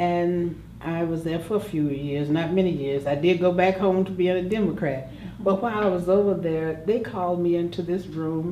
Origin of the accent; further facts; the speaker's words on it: Jacksonville, Florida, United States; also born or lived in New York City; I was born and raised here in Jacksonville, Florida